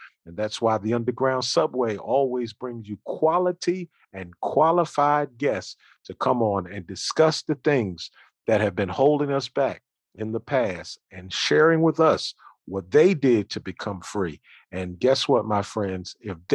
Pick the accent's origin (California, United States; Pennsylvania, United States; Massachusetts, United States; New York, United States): Pennsylvania, United States; Philadelphia; I'm from Philadelphia